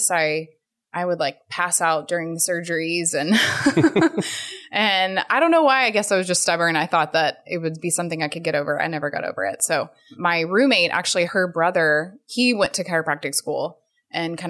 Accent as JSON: {"language": "English", "town": "Fort Worth", "region": "Texas", "country": "United States", "moved": "yes", "lives_now": "Houston, United States", "said": "I was from Fort Worth, so it was, you know, close to home and family"}